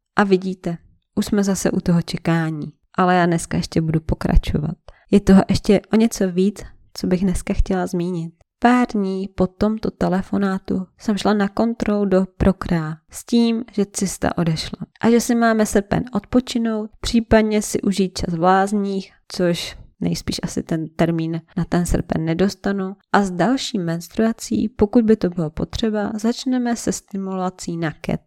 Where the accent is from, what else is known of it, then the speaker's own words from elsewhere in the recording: Czechia; jsem Čech jak poleno